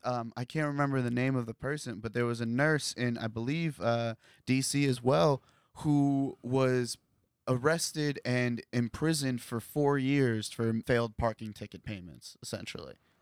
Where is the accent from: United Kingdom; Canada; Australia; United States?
United States; Columbus, Ohio; this is where I grew up